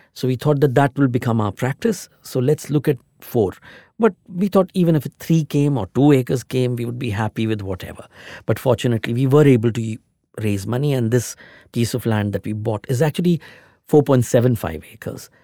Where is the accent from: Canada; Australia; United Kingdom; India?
India; Delhi; now in Mumbai, India; I'm from, I'm basically from Delhi